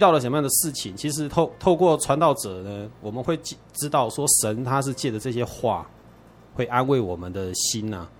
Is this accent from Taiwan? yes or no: yes; Taiwan; 我是从小在眷村里面长大的哈，所以我们的邻居呢是天主教徒比较多